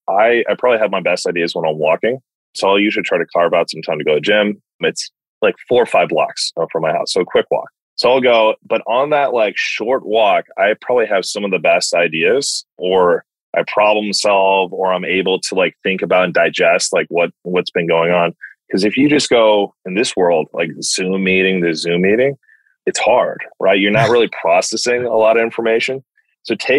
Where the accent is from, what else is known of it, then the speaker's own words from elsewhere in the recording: United States; as an American that's only worked for Americans